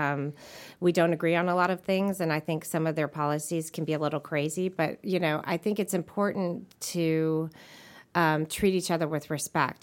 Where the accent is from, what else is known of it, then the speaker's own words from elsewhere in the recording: Nashville, Tennessee, United States; I grew up in Nashville